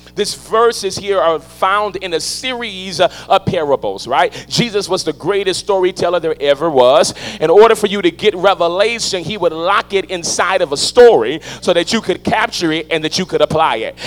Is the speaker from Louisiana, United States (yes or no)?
yes; New Orleans, Louisiana, United States; I come from New Orleans, Louisiana